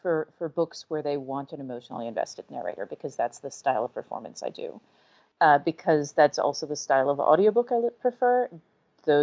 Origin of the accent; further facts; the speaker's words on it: the South, United States; accent: Southern; and I am from the South. Like, I am a native Southerner.